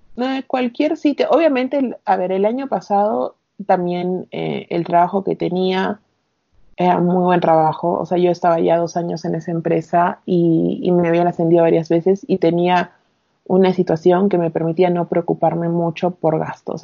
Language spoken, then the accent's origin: Spanish; Arequipa, Peru; moved away as an adult; also born or lived in Piura / Buenos Aires; soy de Arequipa, del sur. Eh, viví acá toda mi secundaria